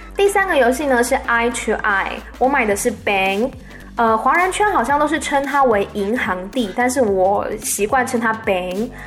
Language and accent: Chinese; Taiwan; moved away as an adult; now in Bangkok, Thailand; 我来自台湾